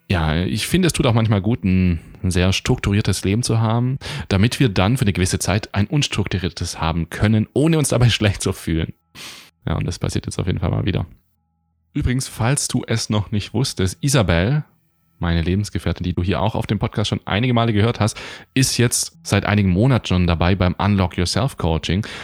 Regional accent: Baden-Württemberg, Germany; ich begrüße dich heute aus mal wieder meiner Heimat in der Nähe von Stuttgart.

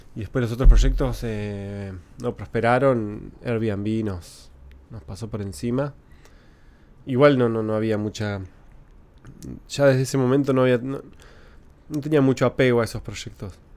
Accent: Concepción del Uruguay, Entre Ríos, Argentina; yo crecí en Entre Ríos, en Concepción del Uruguay

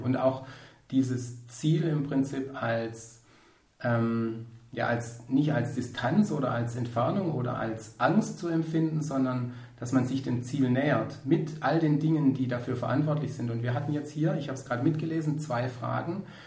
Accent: Ostalb, Swabia, Baden-Württemberg, Germany; wir auf der Ostalb, wo ich herkomme, vom Schwabenland

